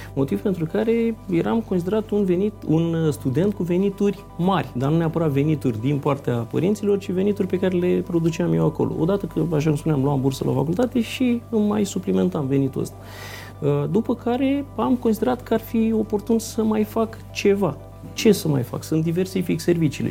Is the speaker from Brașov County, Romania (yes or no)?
yes; Brașov area, Brașov County, Romania; moved away as an adult; also born or lived in Craiova, Romania; now in Iași, Romania; Deci eu provin din zona Brașovului, dar m-am născut la Craiova